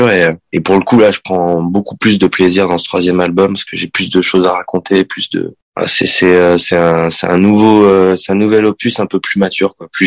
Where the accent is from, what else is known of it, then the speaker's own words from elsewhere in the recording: Sarlat, Nouvelle-Aquitaine, France; moi je suis né dans le sud-ouest de la France, donc je suis, je viens du Périgord.